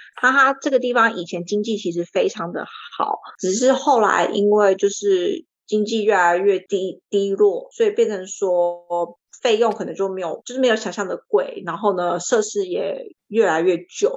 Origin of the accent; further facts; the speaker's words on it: New Zealand; moved away as an adult; also born or lived in Taipei, Taiwan; now in Australia; 我七岁的时候呢，全家移民到纽西兰